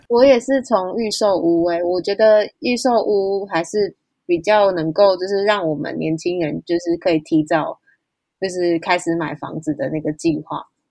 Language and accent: Chinese; Chiayi, Taiwan; now in Taichung, Taiwan; 我是嘉义人